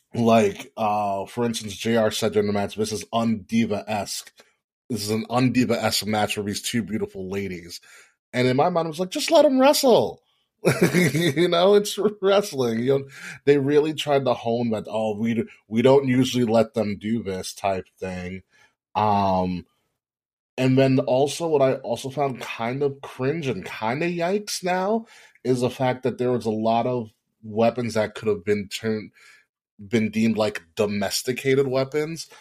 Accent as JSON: {"language": "English", "region": "New York", "country": "United States", "said": "I am from New York"}